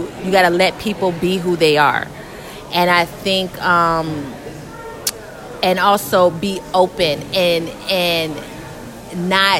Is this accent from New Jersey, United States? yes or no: no; Atlanta, Georgia, United States; moved away as an adult; also born or lived in Virginia; now in Los Angeles, United States; I'm from Atlanta, born in Virginia